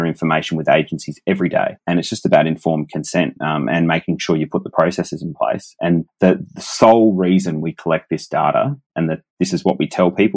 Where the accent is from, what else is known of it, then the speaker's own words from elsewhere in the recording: Adelaide, South Australia, Australia; my hometown of Adelaide